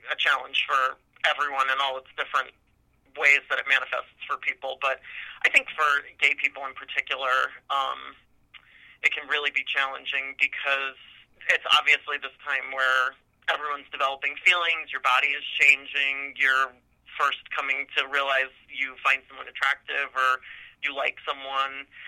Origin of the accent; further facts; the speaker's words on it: Union, New Jersey, United States; moved away as an adult; now in Bainbridge, New York, United States; I grew up in North New Jersey in a town called Union. Um, very comfortable, kind of middle class background.